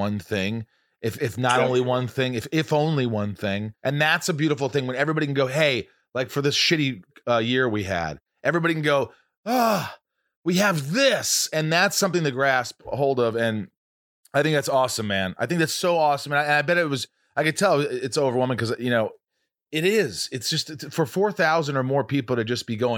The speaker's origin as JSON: {"language": "English", "region": "Indiana", "country": "United States", "tie": "born or raised there", "said": "I grew up in Indiana"}